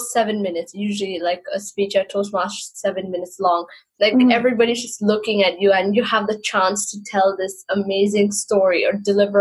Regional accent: Hong Kong; born and raised in Hong Kong, and I've lived here for almost 22 years now

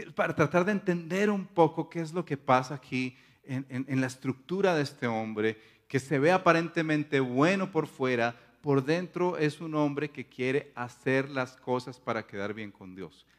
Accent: Paisa region, Antioquia, Colombia; está siendo paisa en este caso. Eh, ustedes saben que en nuestra cultura somos así exagerados

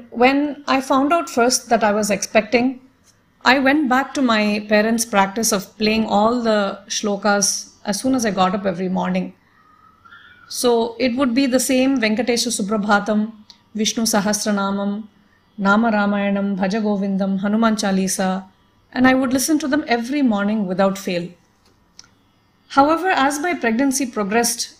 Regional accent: Toronto, Ontario, Canada; moved away; also born or lived in Delhi, India; Growing up outside India, I had a few opportunities to listen to the great masters perform live when they visited Toronto, Canada, where we lived

